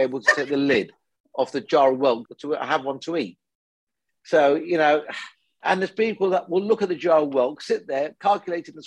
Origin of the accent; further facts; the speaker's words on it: United Kingdom; Came when I was six to this country. You know, I'm a first generation immigrant